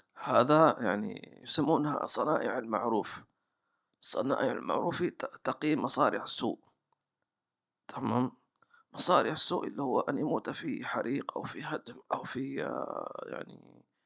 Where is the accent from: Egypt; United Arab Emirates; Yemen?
Yemen; Hadhramaut; عندنا في حضرموت